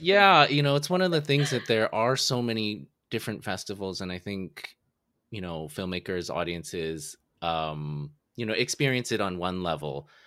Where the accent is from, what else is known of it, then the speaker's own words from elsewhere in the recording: San Francisco, California, United States; also born or lived in Toronto; I'm from San Francisco, and people in Toronto, they always call it San Fran.